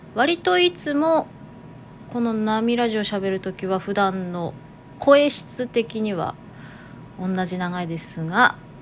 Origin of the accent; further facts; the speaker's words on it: Toyama, Japan; accent: Toyama-ben; イントネーションは富山弁混じってる